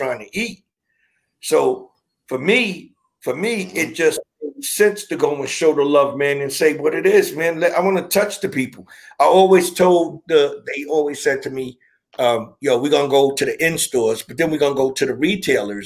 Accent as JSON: {"language": "English", "town": "New York City", "region": "New York", "country": "United States", "tie": "born or raised there", "also_born_or_lived": "Brooklyn / Long Island", "said": "born in Brooklyn, raised in Queens"}